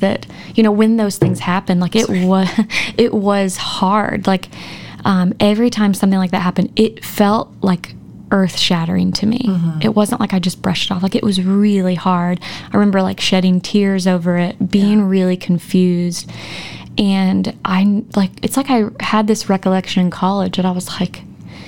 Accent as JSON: {"language": "English", "region": "Texas", "country": "United States", "tie": "born or raised there", "moved": "as an adult", "lives_now": "Arkansas, United States", "said": "I didn't move here till we got married post-college. I came to Arkansas to go to OBU, but I'm from Texas"}